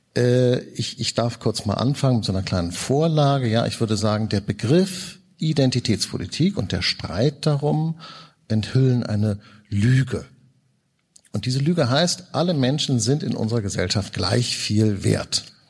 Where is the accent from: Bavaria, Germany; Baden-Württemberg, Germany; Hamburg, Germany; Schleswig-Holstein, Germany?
Hamburg, Germany; ich komme aus Hamburg